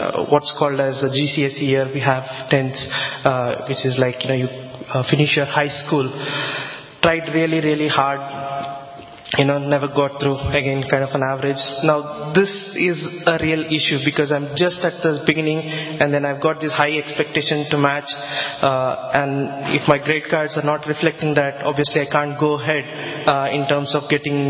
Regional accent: southwest India, India; now in Harrow, United Kingdom; I'm basically from India, from the southwest region of India. If I tell the name of my town, it's probably doesn't show up on the Google as well.

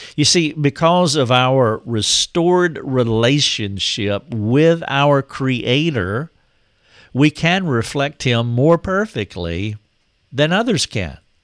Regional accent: North Carolina, United States; my hometown in North Carolina

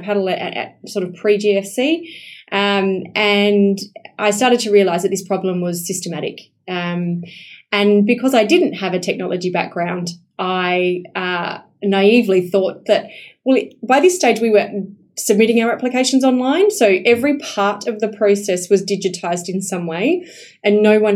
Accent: Esperance, Western Australia, Australia; I'm a country girl. Right. So, I was born in Esperance, which is 8 hours south.

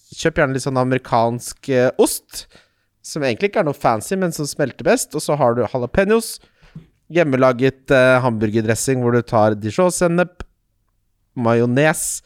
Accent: Ski, Akershus, Norway; Jeg er fra Ski

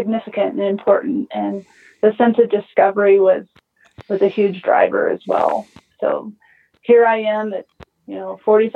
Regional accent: Colorado, United States; moved away as an adult; also born or lived in Utah; I grew up in Colorado and I grew up in the country

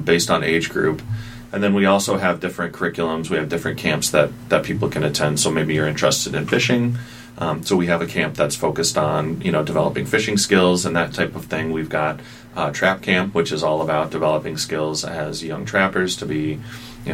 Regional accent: Holland, Michigan, United States; I grew up in Holland

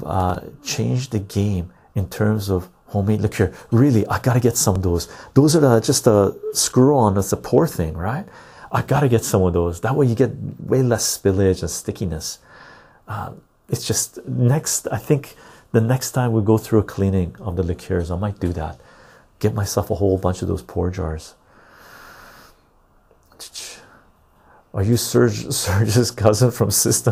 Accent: Canada; I'm a Canadian

